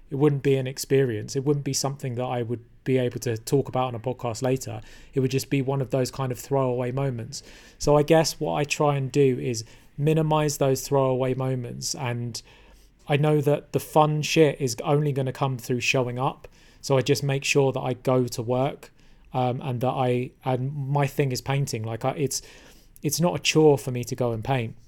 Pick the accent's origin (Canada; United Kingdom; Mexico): United Kingdom; London; I was born in London, which is a great place to be from